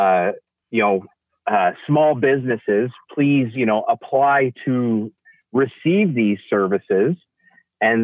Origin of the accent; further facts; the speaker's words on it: Western Canada, Canada; as a Canadian, and particularly a Western Canadian